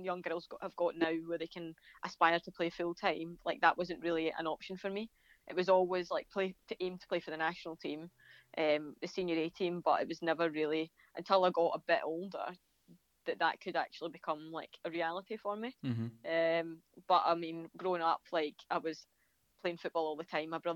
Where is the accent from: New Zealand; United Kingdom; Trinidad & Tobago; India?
United Kingdom; a village outside Glasgow, Scotland; I come from Brigade, which is like just a village outside of Glasgow